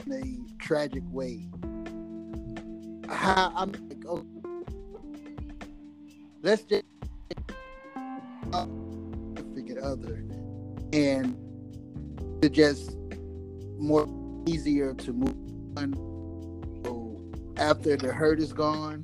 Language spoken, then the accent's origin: English; Missouri, United States; I am from Missouri